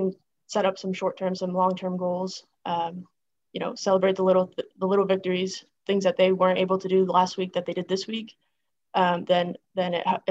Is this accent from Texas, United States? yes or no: no; Greenwich, New York, United States; moved away; I loved growing up in a small town.